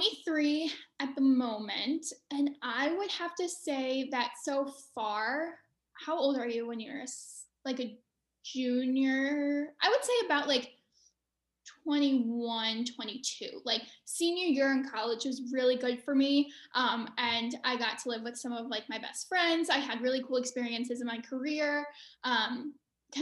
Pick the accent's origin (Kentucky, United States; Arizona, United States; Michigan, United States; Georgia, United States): Michigan, United States; outside Ann Arbor, Southeast; also born or lived in Bedford, Westchester County, New York / Shanghai, China; now in Washington, D.C., United States; from really second grade on, I grew up in Southeast Michigan, right outside of Ann Arbor.